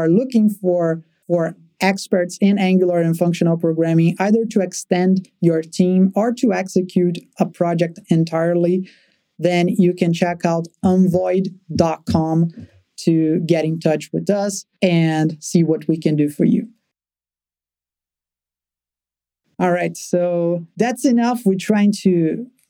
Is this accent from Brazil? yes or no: yes; Brazil; born or raised there